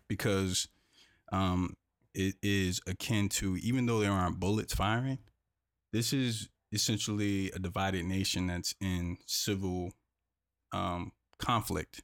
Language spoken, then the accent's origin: English; North Carolina, United States; I grew up in North Carolina, I grew up in North Carolina.